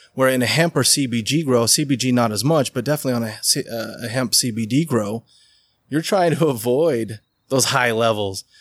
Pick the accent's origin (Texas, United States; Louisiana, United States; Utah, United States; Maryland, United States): Utah, United States; Riverton; I grew up in Riverton. We had 165 acres